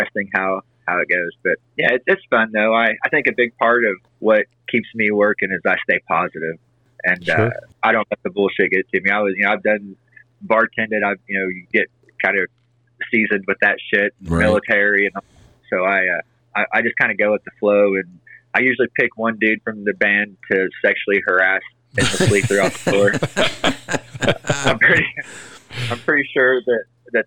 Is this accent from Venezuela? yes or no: no; Indianapolis, Indiana, United States; also born or lived in Madison, Indiana / Evansville, Indiana / Fort Worth, Texas; I grew up from Indianapolis